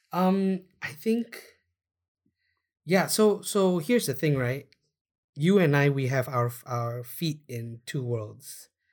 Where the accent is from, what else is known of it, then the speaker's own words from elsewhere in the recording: Malaysia; we are Malaysian